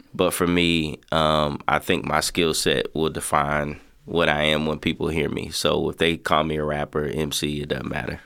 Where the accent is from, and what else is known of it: Lexington, Kentucky, United States; born or raised there